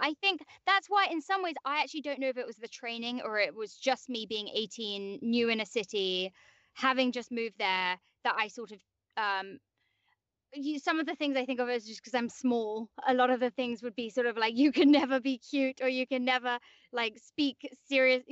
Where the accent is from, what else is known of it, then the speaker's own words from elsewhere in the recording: London, United Kingdom; accent: English; moved away; I grew up in like West London.